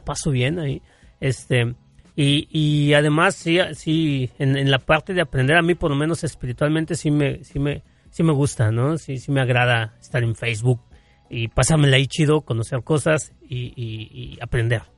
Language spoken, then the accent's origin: Spanish; Mexico; como buen ciudadano mexicano